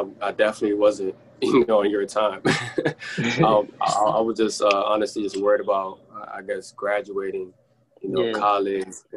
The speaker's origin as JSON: {"language": "English", "country": "Sierra Leone", "tie": "born or raised there", "said": "I was born in Sierra Leone"}